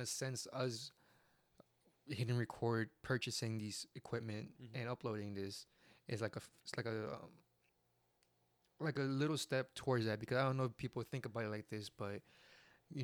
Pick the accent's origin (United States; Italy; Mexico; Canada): Mexico; first language Spanish; English is a second language; we're Mexican.